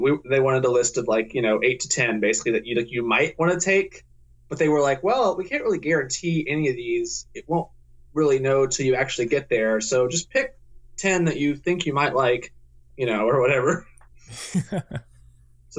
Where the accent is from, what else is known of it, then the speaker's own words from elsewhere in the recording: Tennessee, United States; moved away as an adult; also born or lived in Ohio; now in Belfast, United Kingdom; I'm from Tennessee